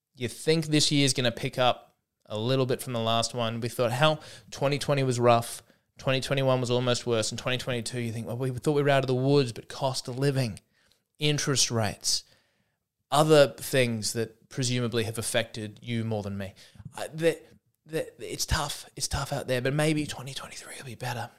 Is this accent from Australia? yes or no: yes; Australia; I'm an Aussie.